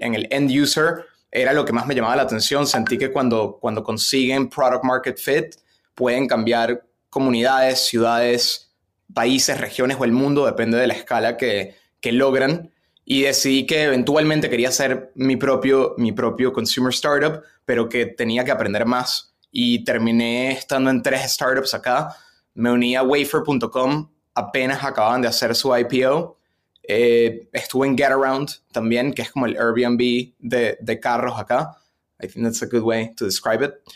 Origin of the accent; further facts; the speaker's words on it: Venezuela; moved away as an adult; also born or lived in Boston; now in United States; yo nací, y crecí en Venezuela eh, hasta los 17 años, me mudé a Boston para la universidad